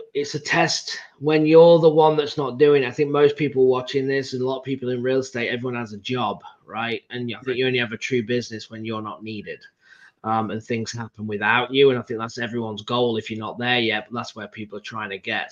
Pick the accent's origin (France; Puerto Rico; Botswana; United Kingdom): United Kingdom; England; I'm from England